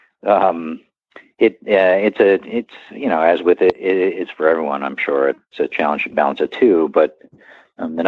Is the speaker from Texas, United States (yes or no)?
no; Pennsylvania, United States; moved away; I'm from Pennsylvania originally.